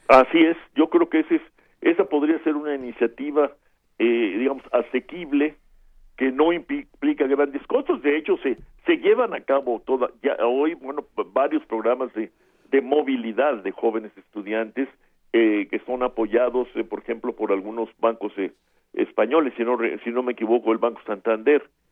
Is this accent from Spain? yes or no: no; Mexico; viéndolo desde México como mexicanos